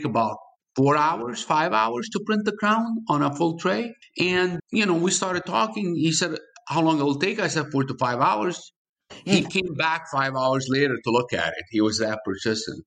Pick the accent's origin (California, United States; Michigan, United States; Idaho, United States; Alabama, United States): Michigan, United States; I'm from Michigan